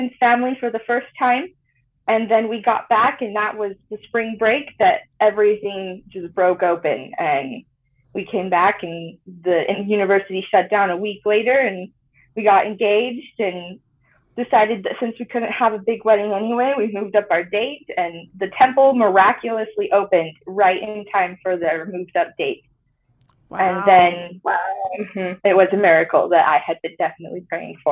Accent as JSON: {"language": "English", "town": "Tremonton", "region": "Utah", "country": "United States", "tie": "born or raised there", "moved": "as an adult", "said": "I grew up mostly in Tremont, Utah"}